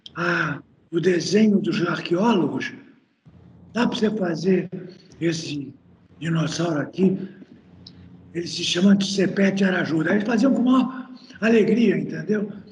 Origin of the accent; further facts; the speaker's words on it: Santa Maria, Rio Grande do Sul, Brazil; lá na região de Santa Maria, onde eu nasci